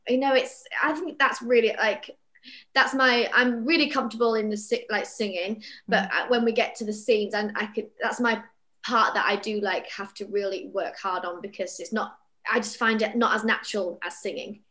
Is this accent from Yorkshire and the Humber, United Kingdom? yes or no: yes; Bradford, Yorkshire and the Humber, United Kingdom; moved away; I'm from Bradford originally, and all you know all our theatre friends we've all left our hometowns